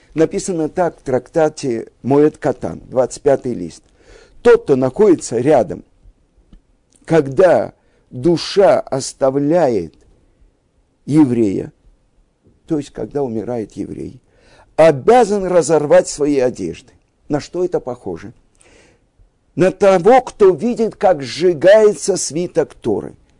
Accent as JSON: {"language": "Russian", "country": "Russia", "tie": "born or raised there", "said": "мы, евреи из России, выросли в стране победившего социализма"}